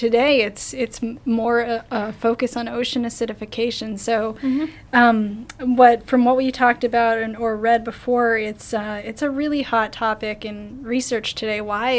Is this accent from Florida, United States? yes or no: yes; Tarpon Springs, Florida, United States; Joe's just taking a dig at my hometown.